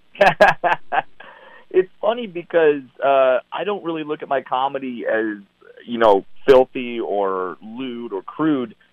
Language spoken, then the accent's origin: English; Orange County, California, United States; I'm from Orange County, California